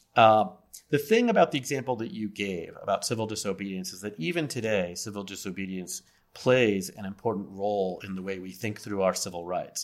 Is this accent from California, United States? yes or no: no; Las Vegas, Nevada, United States; now in Philadelphia, United States; I'm originally from Las Vegas